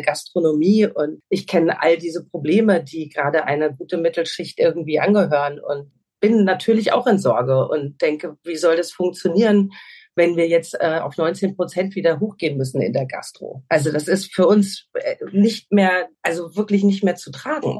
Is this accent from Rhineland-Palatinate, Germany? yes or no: no; Hesse, Germany; moved away as an adult; now in Portugal; Ich komme auch aus Hessen